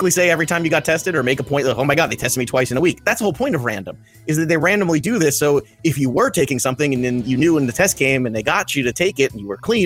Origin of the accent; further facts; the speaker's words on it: Brooklyn, New York, United States; being a Mets fan growing up in Brooklyn